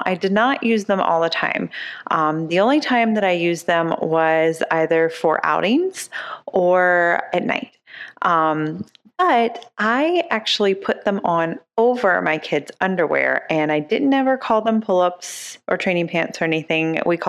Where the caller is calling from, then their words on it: Dayton, Ohio, United States; from Dayton